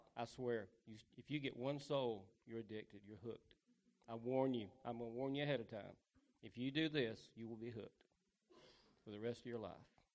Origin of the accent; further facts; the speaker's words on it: the South, United States; I'm from the South.